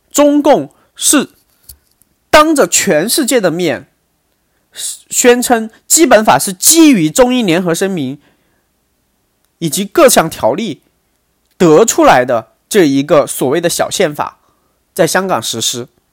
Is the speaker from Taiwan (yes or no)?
no; China; 我作为一个大陆人